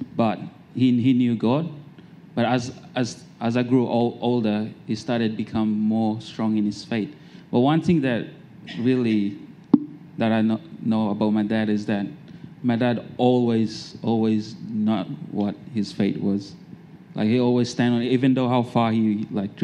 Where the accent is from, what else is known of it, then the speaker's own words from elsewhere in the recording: Solomon Islands; now in Australia; I'm from the Solomon Islands, and my dad is also from the Solomon Islands